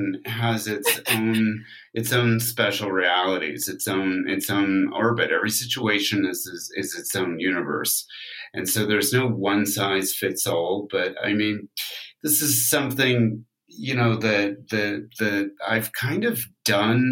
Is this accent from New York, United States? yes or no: no; California, United States; I'm really from California